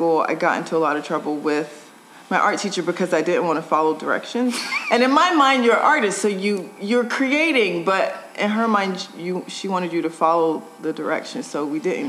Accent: Greensboro, North Carolina, United States; also born or lived in Florida; Okay, so I'm from Greensboro, North Carolina.

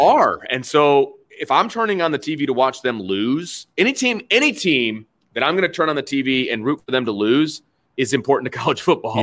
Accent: Bristol, Indiana, United States; growing up in Bristol, Indiana

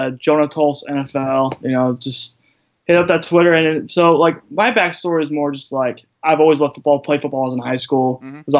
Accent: Fresno, California, United States; also born or lived in eastern New Mexico / West Texas; now in Lubbock, United States; I actually grew up in Fresno, California. Okay. Moved out to more like the eastern New Mexico, West Texas area, and now like Lubbock, Texas, the Texas Tech at University area.

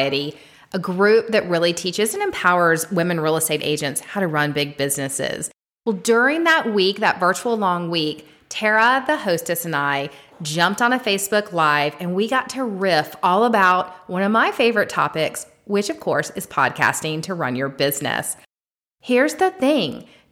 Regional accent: Atlanta, Georgia, United States; I'm from Atlanta, Georgia.

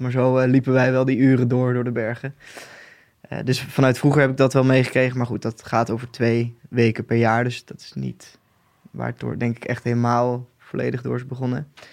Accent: Boxmeer, North Brabant, Netherlands; moved away as an adult; now in Nijmegen, Netherlands; ik kom uit Boksmeer, een dorpje in Noord-Brabant. Eh, inmiddels woon ik in Nijmegen.

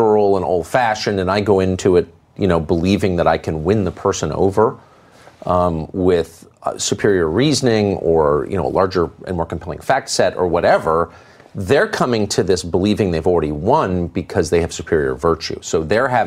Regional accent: Los Angeles, California, United States; moved away; also born or lived in La Jolla, California / Georgetown, Washington, D.C.; I grew up here in Southern California, and we lived in Studio City

